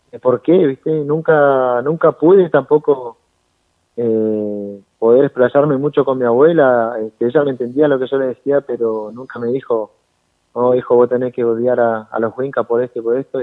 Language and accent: Spanish; Argentina; allá de, la zona de Junín